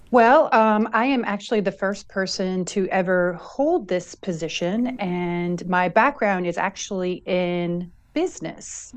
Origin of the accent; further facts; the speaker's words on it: Long Island, New York, United States; I'm actually from Long Island